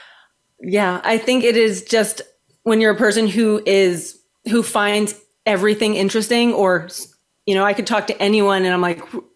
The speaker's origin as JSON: {"language": "English", "region": "South Florida", "country": "United States", "also_born_or_lived": "New York", "said": "I'm from South Florida"}